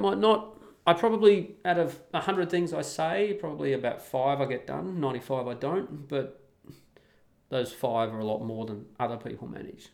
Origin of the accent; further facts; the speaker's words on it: Australia; moved away as an adult; just like I was as an Australian